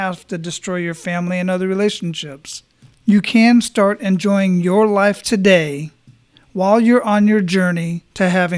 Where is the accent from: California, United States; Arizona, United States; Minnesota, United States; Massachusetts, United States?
Arizona, United States; Phoenix; now in Tampa, United States; I was born and raised in Phoenix, and I've lived all over that area